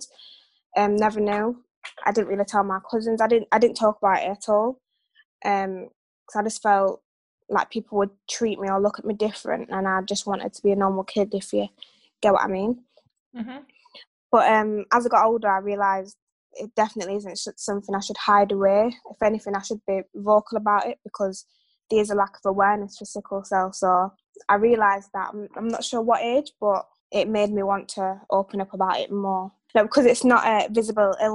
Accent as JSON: {"language": "English", "town": "Sheffield", "region": "Yorkshire and the Humber", "country": "United Kingdom", "tie": "born or raised there", "said": "I've grown up in Sheffield my whole life"}